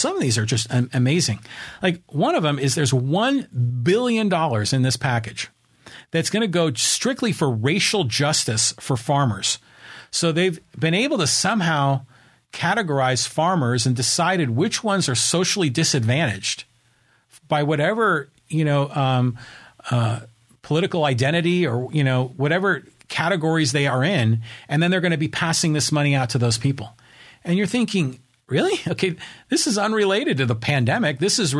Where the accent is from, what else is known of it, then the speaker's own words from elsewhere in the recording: Burlingame, California, United States; I was raised in Burlingame, and I remember they built BART, and it was always on the East Bay.